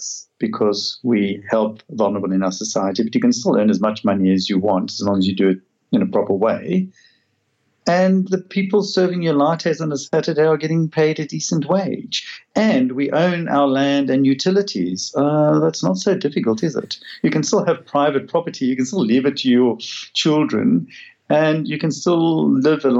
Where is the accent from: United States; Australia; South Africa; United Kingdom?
South Africa; I come from South Africa